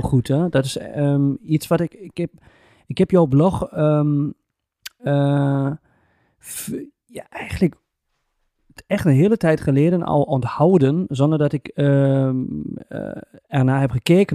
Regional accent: Germany; now in Twente, Netherlands; ik ben een Duitser

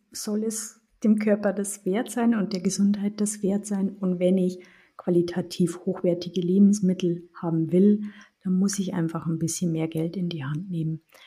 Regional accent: Germany; bei uns in Deutschland

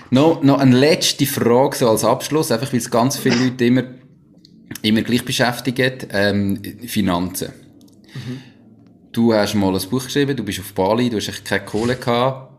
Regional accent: Switzerland; accent: Swiss German; first language Swiss German; als Schweizer

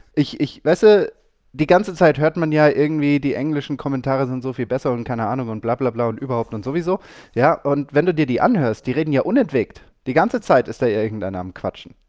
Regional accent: Germany; bei uns in Deutschland

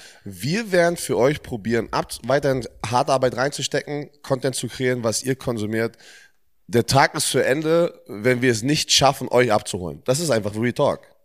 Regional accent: Germany; Ich bin ein Footballspieler, der in Deutschland aufgewachsen ist

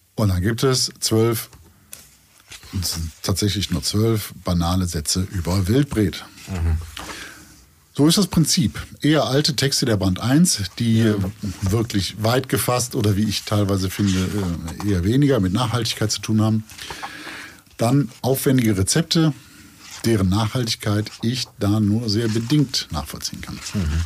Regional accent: Cologne, North Rhine-Westphalia, Germany; als Kölner

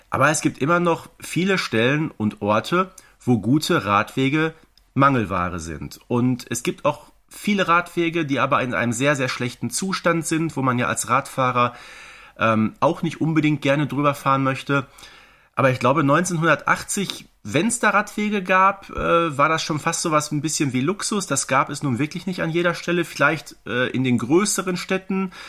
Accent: Herten, North Rhine-Westphalia, Germany; also born or lived in Wanne-Eickel; ich bin nicht in meiner Heimatstadt Herten zur äh, Schule gegangen, sondern äh, in Wanne-Eickel, was so einige Kilometer äh, entfernt war.

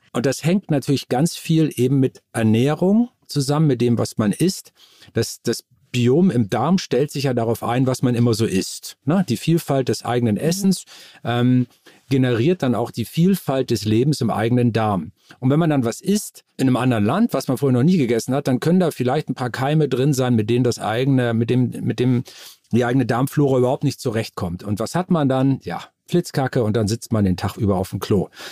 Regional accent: Moor, Lower Saxony, Germany; ich bin äh, aufgewachsen in dem Dorf Moor im Landkreis Stade in Norddeutschland

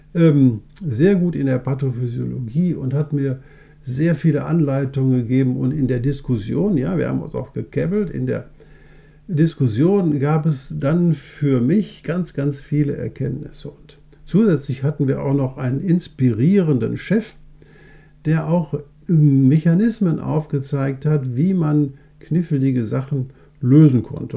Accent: Essen, North Rhine-Westphalia, Germany; accent: Ruhrgebietsslang; bei uns in Essen

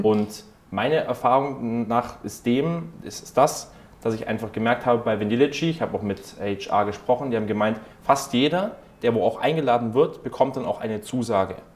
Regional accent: Germany; bei uns in Deutschland

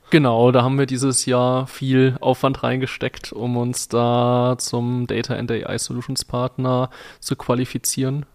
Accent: Poland; moved away; mein Heimatland Polen

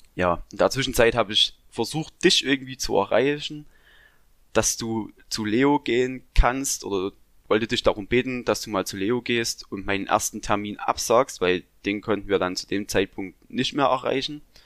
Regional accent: Saxony, Germany; also born or lived in Thuringia; ich komme aus Sachsen

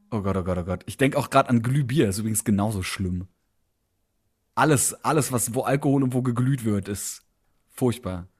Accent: Berlin, Germany; ich bin Berliner

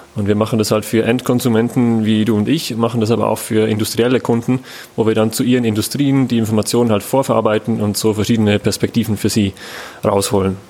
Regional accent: Switzerland; ich bin selber Schweizer

